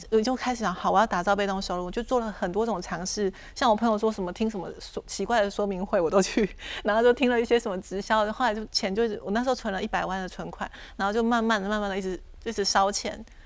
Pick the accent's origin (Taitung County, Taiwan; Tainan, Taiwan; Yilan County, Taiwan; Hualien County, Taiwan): Taitung County, Taiwan; Taitung; moved away as an adult; now in Taipei, Taiwan; 因为我是台东人嘛嗯，然后我在台北工作